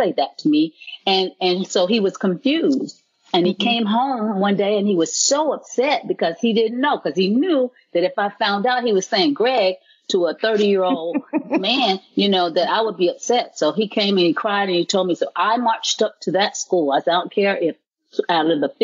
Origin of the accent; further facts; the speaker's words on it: the South, United States; moved away; I was from the South, we said, yes, ma'am, no, sir